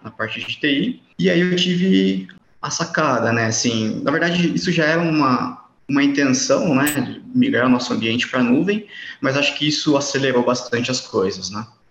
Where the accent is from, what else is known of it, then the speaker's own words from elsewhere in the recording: interior of São Paulo, Brazil; eu sou de Maelink, interior de São Paulo